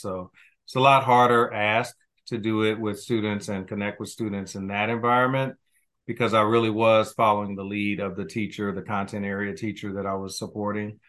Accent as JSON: {"language": "English", "town": "Kansas City", "region": "Missouri", "country": "United States", "tie": "born or raised there", "said": "I grew up, I'm, I'm originally from Kansas City, Missouri"}